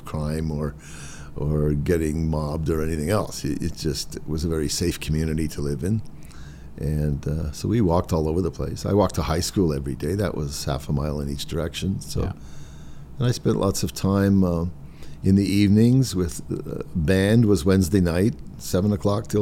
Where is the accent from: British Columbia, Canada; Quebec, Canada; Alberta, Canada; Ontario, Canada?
Quebec, Canada; Montreal; also born or lived in Verdun / Mount Royal; I was born in Montreal. Yeah. Lived born in Verdun, which was a sort of a central suburb down there by the water.